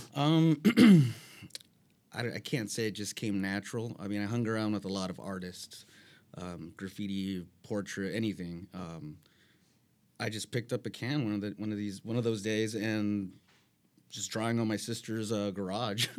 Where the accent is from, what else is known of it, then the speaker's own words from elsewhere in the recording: San Bernardino, California, United States; moved away as an adult; originally I'm from San Bernardino